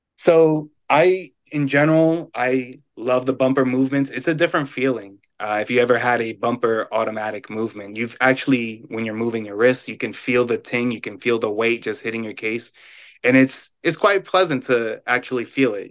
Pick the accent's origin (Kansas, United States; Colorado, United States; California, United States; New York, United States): New York, United States; I'm a New Yorker